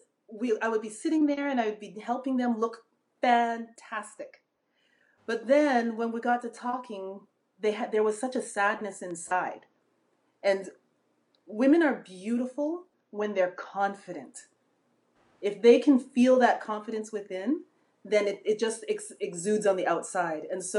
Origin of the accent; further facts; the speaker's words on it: Manitoba, Canada; now in London, Canada; I was born in a different province in Manitoba, central Canada. Way up north, way up north